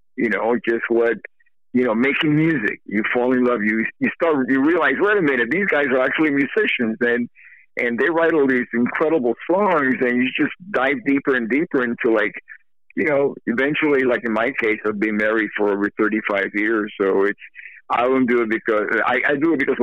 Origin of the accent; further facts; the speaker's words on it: Miami, Florida, United States; moved away as an adult; growing up in Miami